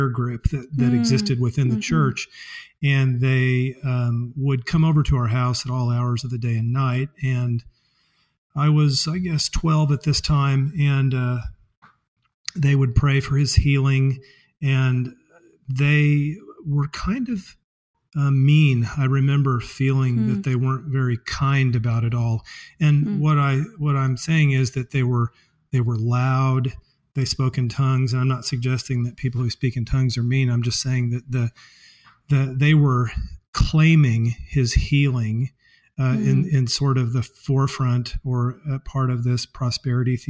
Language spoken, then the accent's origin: English; Springfield, Missouri, United States; I was raised in the Episcopal Church, and in fact, that church is a block from where I am right now, my chocolate factory